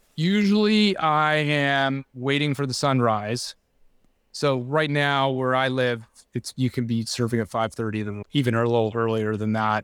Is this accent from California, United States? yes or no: yes; Laguna Beach, California, United States; also born or lived in San Clemente; I grew up in Laguna Beach